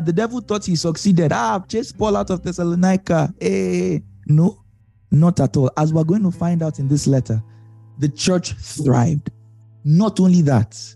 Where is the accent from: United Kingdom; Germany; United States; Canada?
United States; I'm American.